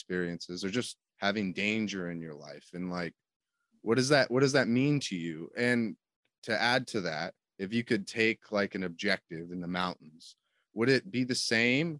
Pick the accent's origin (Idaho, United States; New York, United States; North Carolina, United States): Idaho, United States; Northern; now in Washington, United States; people that I grew up with in Northern Idaho, but I meet people here in Washington